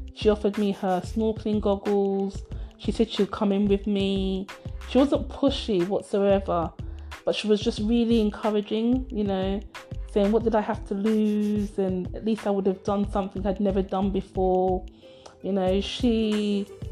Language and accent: English; United Kingdom; British born by Nigerian parents, lived and brought up within the UK.